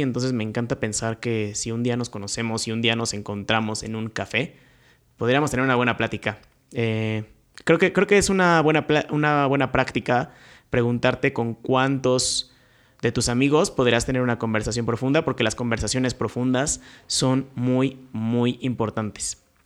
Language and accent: Spanish; Querétaro, Mexico; Yo soy de aquí de Querétaro